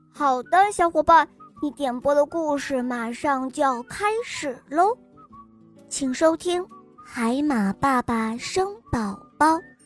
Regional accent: Taiyuan, Shanxi, China; 我今年四岁了，我来自菜市太原

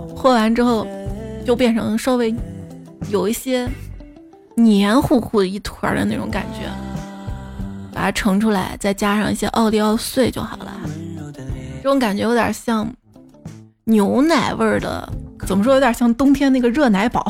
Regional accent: northern China, China; moved away as an adult; also born or lived in Chengdu; 我作为从小在北方长大的人

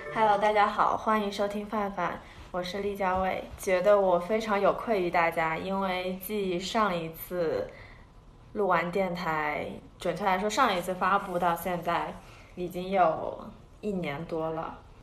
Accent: China; now in United States; 我作为一个在美国读书的中国人

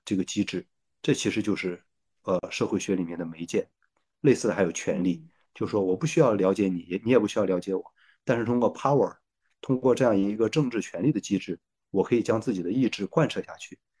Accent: Shandong, China; 我是山东人啊，我们有一句话嗯叫做“都在酒里呢

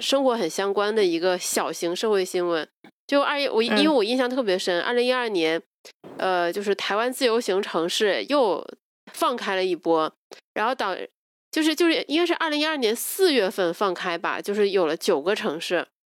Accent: China; 大陆来的

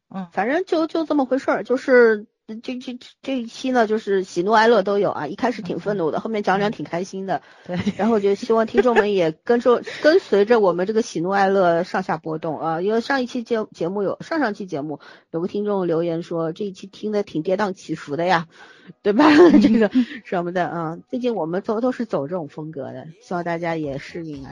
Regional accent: China; 我们大陆人不了解

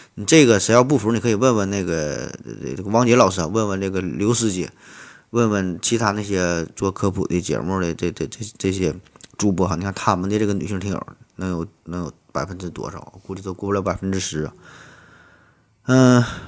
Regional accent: Shenyang, Liaoning, China; 作为沈阳人，作为沈阳的一个分子儿

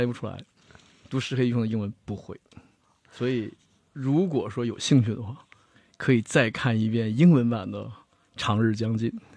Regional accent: China; 我们中国人

